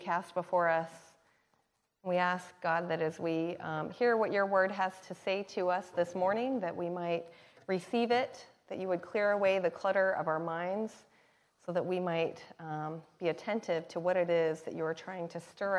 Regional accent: the Northwest, Pacific Northwest, United States; also born or lived in Thailand; I'm from the Northwest

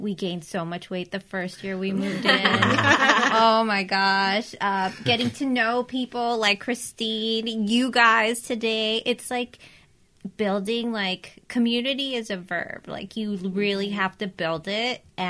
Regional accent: La Mirada, California, United States; I grew up in La Mirada

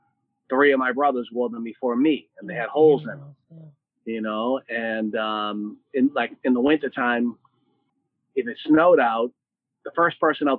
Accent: Boston, Massachusetts, United States; I grew up in Dorchester, Massachusetts, which is part of Boston

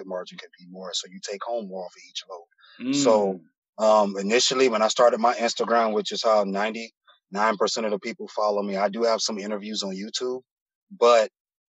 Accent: Miami, Florida, United States; also born or lived in Broward County, Florida; I'm from Miami originally, born and raised in Miami. I moved up into Broward County around like elementary, middle school, but I'm back and forth from between Broward and Miami

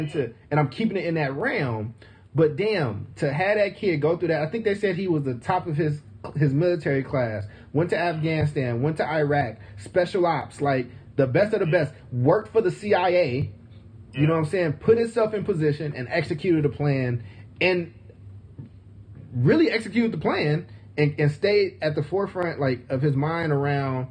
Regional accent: Oakland, California, United States; I grew up in Oakland. I grew up in like fucked up conditions in Oakland.

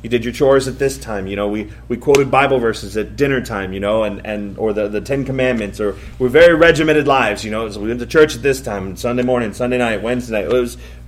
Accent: Columbus, United States; I grew up here in Columbus

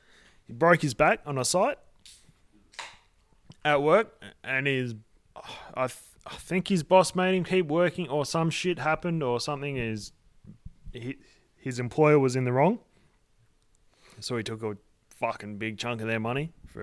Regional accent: Armidale, New South Wales, Australia; I grew up in Armidale, man. Like, that's a fucking invitation for me.

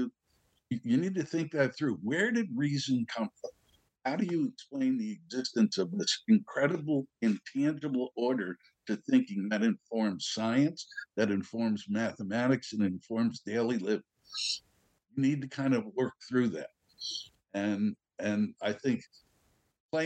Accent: New York, United States; I'm a New Yorker

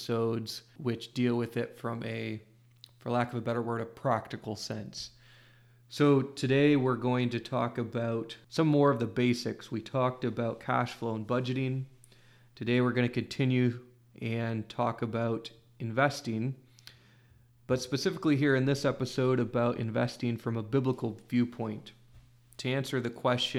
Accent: Iowa, United States; in my home state of Iowa

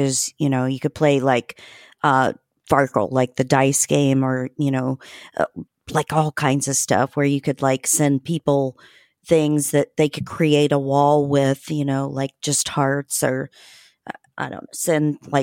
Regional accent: Terre Haute, Indiana, United States; moved away as an adult; I'm from Terre Haute

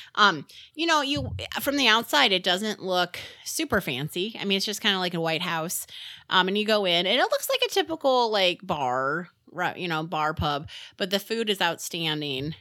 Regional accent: Northwest Indiana, United States; moved away; growing up in Indiana, in Northwest Indiana

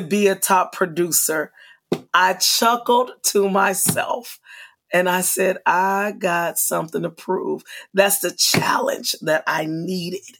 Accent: Kansas City, Missouri, United States; moved away as an adult; now in Florida, United States; I'm from Kansas City, Missouri, and coming and living in Florida

